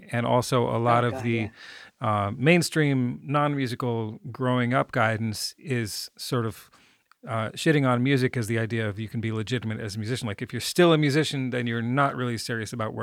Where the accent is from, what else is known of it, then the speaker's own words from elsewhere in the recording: Ithaca, New York, United States; moved away; also born or lived in Wisconsin; I'm from upstate, you know, I'm from Ithaca.